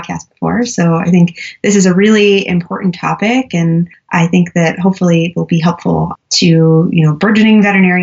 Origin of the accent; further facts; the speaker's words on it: New York, United States; moved away; also born or lived in Colorado; I'm originally from New York, but I was living in Colorado at the time